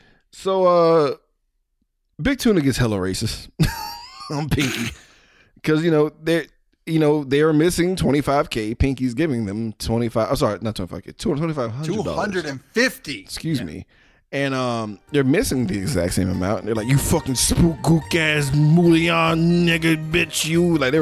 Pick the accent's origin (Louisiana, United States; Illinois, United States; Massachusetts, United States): Louisiana, United States; New Orleans; I'm from New Orleans, nigga.